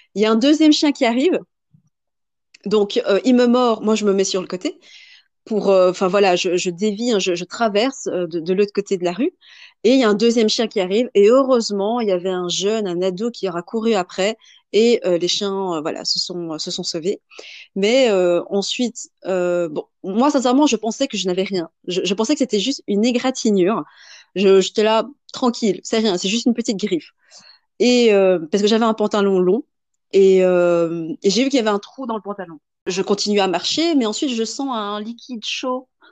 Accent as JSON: {"language": "French", "country": "Belgium", "also_born_or_lived": "Vietnam", "said": "moi étant belge"}